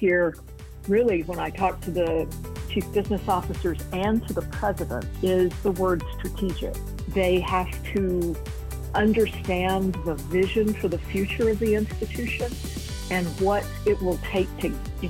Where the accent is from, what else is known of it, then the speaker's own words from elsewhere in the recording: Virginia, United States; I'm on the board of visitors of Radford University in my home state of Virginia.